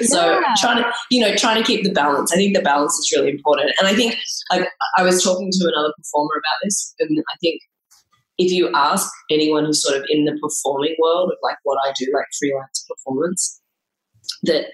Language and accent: English; Melbourne, Victoria, Australia; I come from Melbourne, Australia